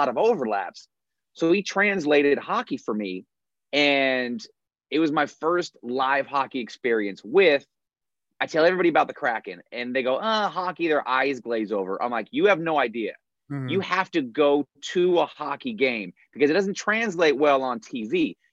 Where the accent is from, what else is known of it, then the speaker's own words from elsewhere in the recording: Bay Area, California, United States; moved away as an adult; now in Seattle, United States; Born and raised in the Bay Area. Moved to Seattle about 3 years ago